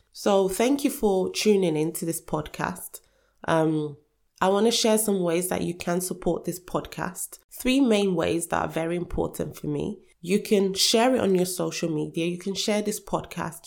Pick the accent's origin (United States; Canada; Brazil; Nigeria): Nigeria; now in United Kingdom; I was born in Nigeria.